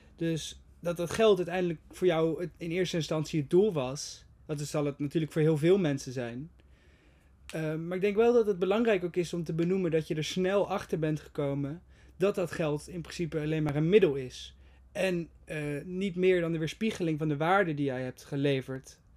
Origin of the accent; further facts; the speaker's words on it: Netherlands; Wij als Nederlanders